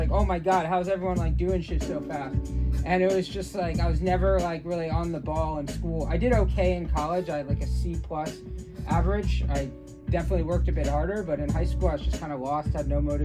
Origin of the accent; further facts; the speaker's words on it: Gaithersburg, Maryland, United States; moved away as an adult; now in Los Angeles, United States; I grew up in Maryland